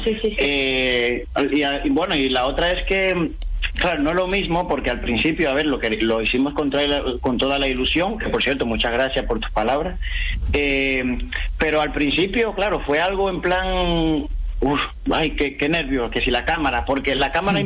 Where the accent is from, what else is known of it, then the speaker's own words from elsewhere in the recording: Cuba; moved away; donde yo nací, donde eh, me he criado